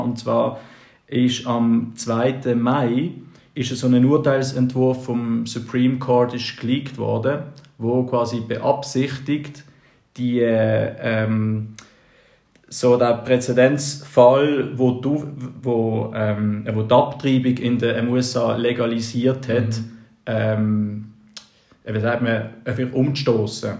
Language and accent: German; Basel, Basel-Stadt, Switzerland; bei uns in Basel, während dem Gimmi